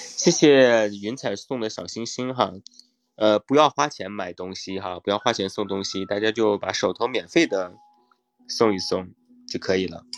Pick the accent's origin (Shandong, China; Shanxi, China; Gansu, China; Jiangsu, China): Shanxi, China; Taiyuan; 我是太原人